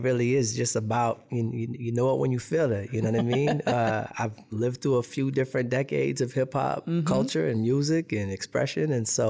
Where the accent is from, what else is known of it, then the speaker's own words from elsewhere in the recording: Seattle, Washington, United States; So I'm from the Pacific Northwest. I'm from Seattle, Washington, originally.